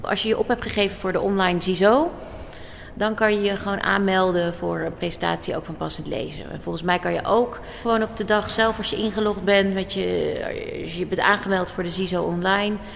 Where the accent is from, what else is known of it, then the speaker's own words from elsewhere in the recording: The Hague, South Holland, Netherlands; ik kom zelf ook uit Den Haag, uit Scheveningen